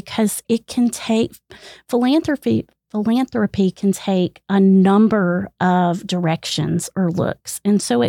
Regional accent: Greenville, South Carolina, United States; moved away as an adult; also born or lived in Lubbock, Texas; my home state is South Carolina, the land of trees and humidity

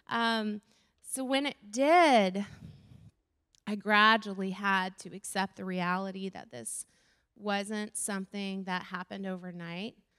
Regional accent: Florida, United States; I grew up in Florida

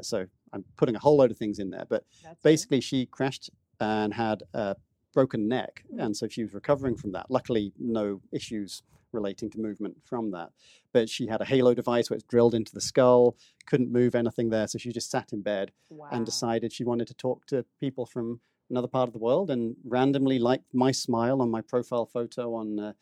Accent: Northampton, East Midlands, United Kingdom; moved away as an adult; now in United States; Born in Northampton in the U.K. So I lived in England for the first 29 years.

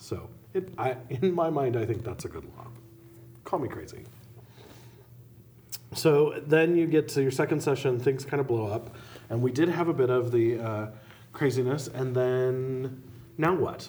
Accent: Helena, Montana, United States; See, and I grew up in Helena

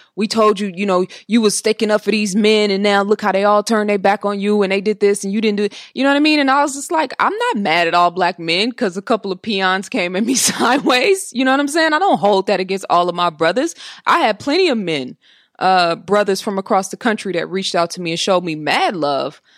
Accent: Oakland, California, United States

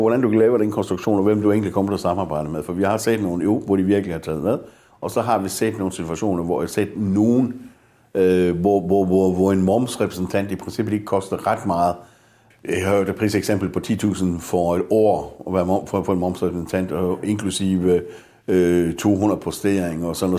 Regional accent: Denmark; danskerne har en meget høj arbejdsmoral. Vi er, vi er jo så løsningsorienteret

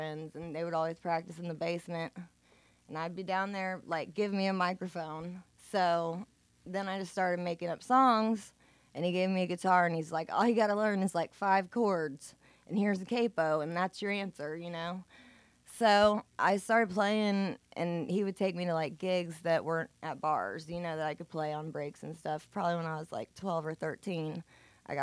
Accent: Bloomington, Indiana, United States; I was born in Bloomington Hospital.

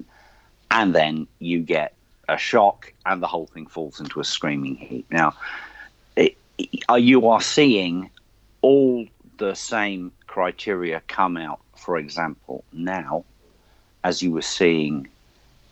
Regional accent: United Kingdom; moved away as an adult; also born or lived in Australia; now in New Zealand; as a Brit

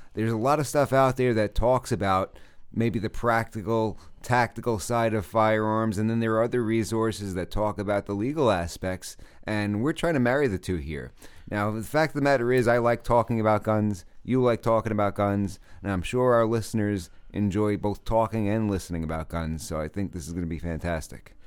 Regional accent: New York City, New York, United States; moved away as an adult; also born or lived in Oklahoma; I was born and raised in New York. I was from Brooklyn

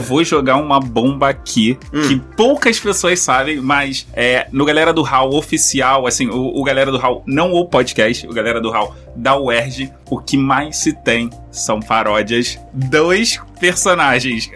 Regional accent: Rio de Janeiro, Brazil; eu sou carioca, sou banguense

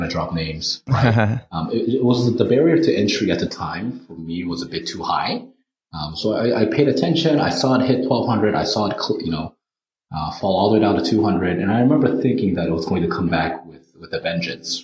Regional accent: United States; I'm actually American. I was born and raised in the U.S.

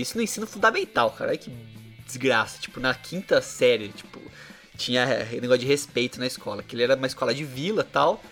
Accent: Bauru, São Paulo, Brazil; Na nossa adolescência aqui em Bauru

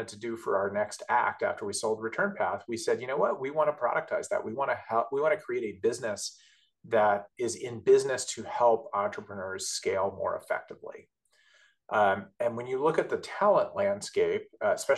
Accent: Southern California, United States; moved away as an adult; now in New York City area, United States; I'm from Southern California

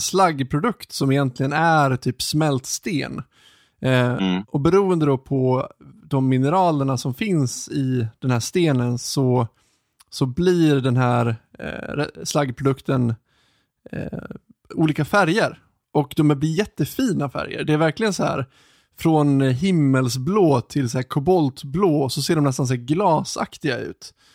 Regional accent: Ludvika, Dalarna County, Sweden; jag är ju uppvuxen utanför eh, Ludvika

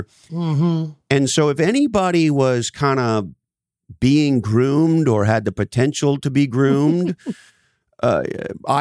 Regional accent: Montreal, Quebec, Canada; moved away as an adult; now in United States; I grew up in Montreal, Canada

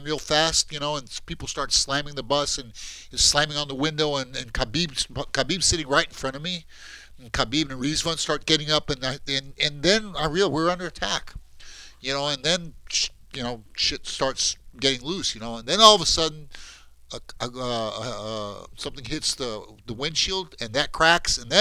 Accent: Brazil; I'm from Brazil.

